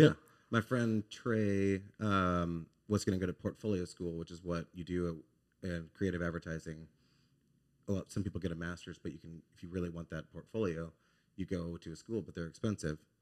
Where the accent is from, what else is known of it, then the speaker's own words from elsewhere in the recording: Dallas, Texas, United States; moved away as an adult; now in Baton Rouge, United States; I'm from Dallas, Texas.